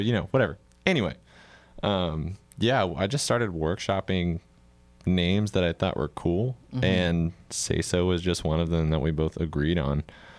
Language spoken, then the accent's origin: English; West Monroe, Louisiana, United States; also born or lived in Atlanta, Georgia / Texas; now in San Marcos, United States; I moved here from Atlanta. I was actually born and raised in Louisiana in West Monroe, okay. But my family moved down there, and I moved back down to Texas.